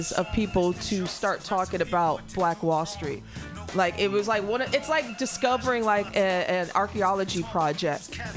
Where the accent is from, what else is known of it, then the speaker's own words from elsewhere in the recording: Springfield, Missouri, United States; also born or lived in Chicago, Illinois; now in San Francisco, United States; I'm from Springfield, Missouri